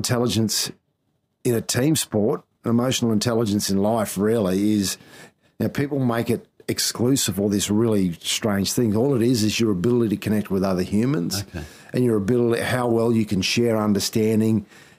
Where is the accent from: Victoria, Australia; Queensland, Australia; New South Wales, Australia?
Queensland, Australia; Townsville; also born or lived in Thursday Island; I grew up in Townsville.